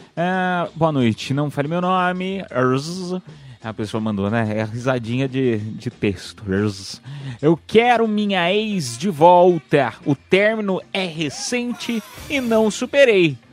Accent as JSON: {"language": "Portuguese", "region": "São Paulo", "country": "Brazil", "said": "sou do estado de São Paulo, tem um sotaque"}